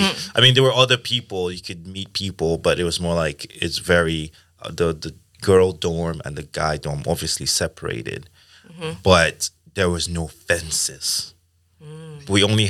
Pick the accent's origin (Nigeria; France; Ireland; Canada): Nigeria; now in Sweden; I'm from Nigeria. So I was like, I'm also like coming from a more conservative.